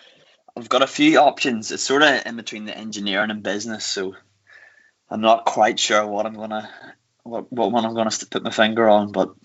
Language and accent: English; Newcastle, Northern Ireland, United Kingdom; I'm from Newcastle, actually.